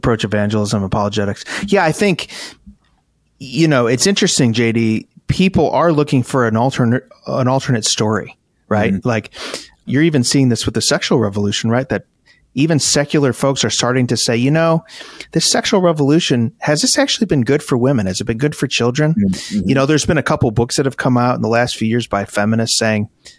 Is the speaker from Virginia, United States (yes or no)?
no; Chicago, Illinois, United States; I'm from Chicago